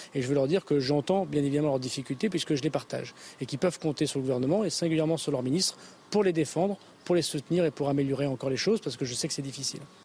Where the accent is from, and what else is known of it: France